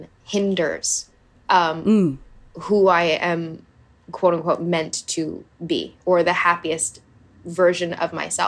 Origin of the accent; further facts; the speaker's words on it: Hawaii, United States; I grew up in Hawaii. I did all the water sports